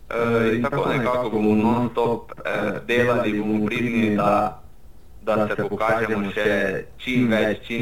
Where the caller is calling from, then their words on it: Slovenia; Zelo smo veseli in počaščeni, da smo se lahko iz Slovenije oglasili tudi v Avstralijo.